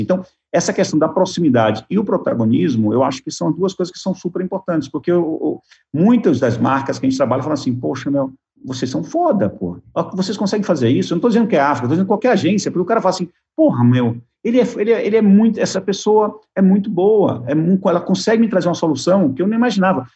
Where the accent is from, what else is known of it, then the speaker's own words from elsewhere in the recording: Bahia, Brazil; como bom baiano